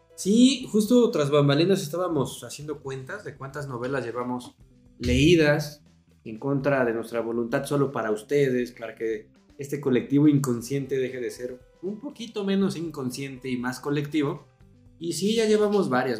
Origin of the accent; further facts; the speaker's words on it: Mexico City, Mexico; también nacimos en el 84, también somos de la Ciudad de México